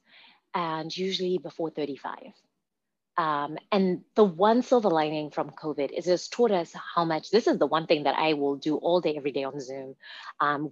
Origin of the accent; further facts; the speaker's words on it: Zimbabwe; now in Redmond, United States; I was born and raised in Zimbabwe